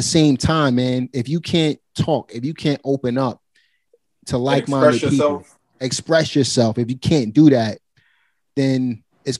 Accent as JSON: {"language": "English", "town": "New York City", "region": "New York", "country": "United States", "tie": "born or raised there"}